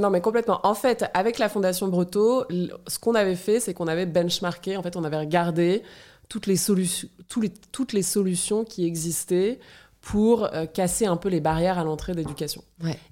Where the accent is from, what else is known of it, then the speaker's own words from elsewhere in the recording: France; moved away as an adult; also born or lived in South Africa / United States / Argentina / Germany; je suis française